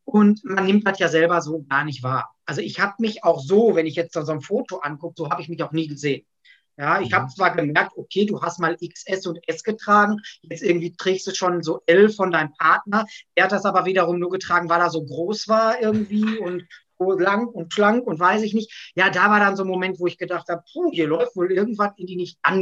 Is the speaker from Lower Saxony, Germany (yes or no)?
no; Gelsenkirchen, North Rhine-Westphalia, Germany; ich bin 41 Jahre alt, ich komme aus Gelsenkirchen und ich bin WW-Coach.